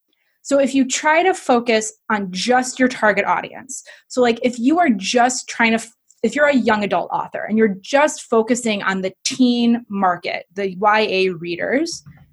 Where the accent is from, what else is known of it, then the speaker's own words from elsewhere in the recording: Midwest, United States; I mean, I'm from the Midwest and you're British, so we're all a little polite.